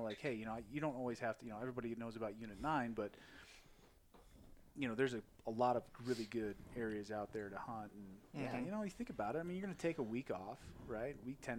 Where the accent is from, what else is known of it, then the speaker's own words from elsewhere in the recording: Midwest, United States; moved away; I grew up in the Midwest